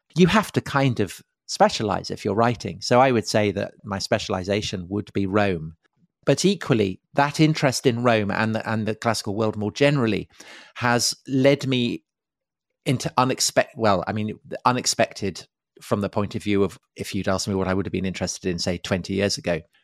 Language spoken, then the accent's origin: English; outside Salisbury, South West England, United Kingdom; I grew up outside Salisbury